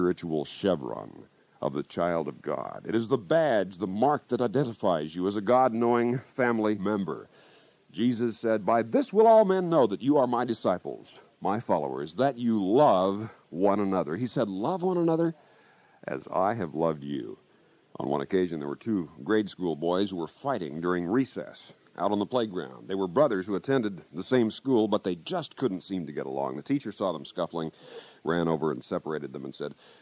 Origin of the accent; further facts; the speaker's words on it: Kansas, United States; my home state of Kansas